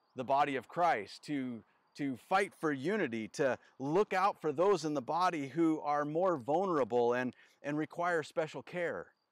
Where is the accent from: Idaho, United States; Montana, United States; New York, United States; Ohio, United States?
Idaho, United States; North; I grew up in North Idaho